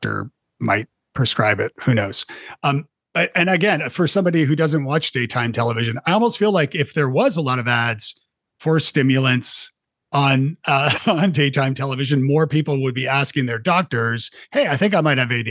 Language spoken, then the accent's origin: English; Canada; I'm Canadian